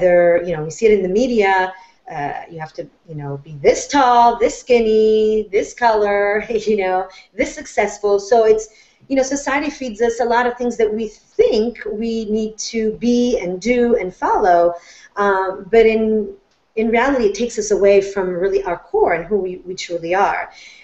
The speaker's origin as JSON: {"language": "English", "town": "Florence", "region": "Tuscany", "country": "Italy", "tie": "born or raised there", "moved": "yes", "said": "I was born and raised in Florence, Italy"}